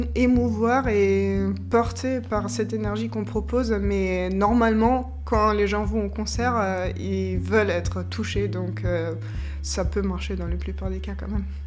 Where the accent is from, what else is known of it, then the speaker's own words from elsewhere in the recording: Austria; moved away as an adult; also born or lived in Germany; now in Limoges, France; je viens de l'Autriche